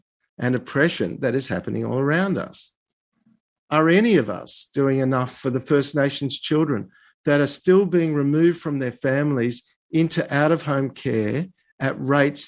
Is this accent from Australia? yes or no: yes; Australia; as a Jew, as an Australian, and as a human rights lawyer